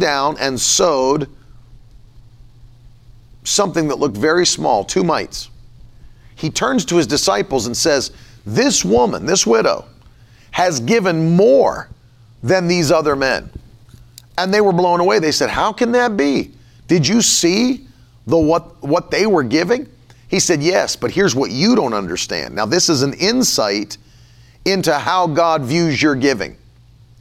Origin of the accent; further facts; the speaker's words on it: West Virginia, United States; I grew up in West Virginia where people had money for what they want to have money for